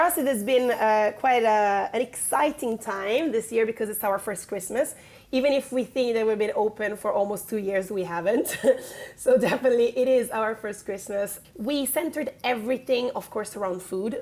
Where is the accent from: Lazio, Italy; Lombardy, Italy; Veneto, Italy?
Lombardy, Italy; Milan; also born or lived in Piedmont; now in London, United Kingdom; I'm from Milan, which is in the northern part of Italy, in uh, Lombardia.